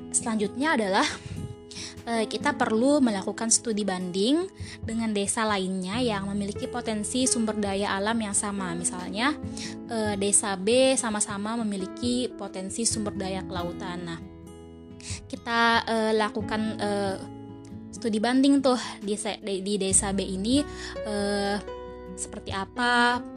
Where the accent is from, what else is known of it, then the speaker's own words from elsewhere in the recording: Sungai Danau, South Kalimantan, Indonesia; saya mengambil studi kasus di desa saya sendiri, yaitu Desa Sungai Danau, Kecamatan Satui, Kabupaten Tanah Bumbu